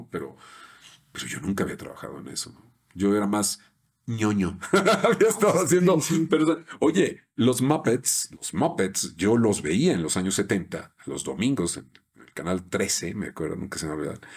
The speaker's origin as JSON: {"language": "Spanish", "region": "Yucatán", "country": "Mexico", "said": "Bueno, lo que pasa es que soy del norte de Yucatán."}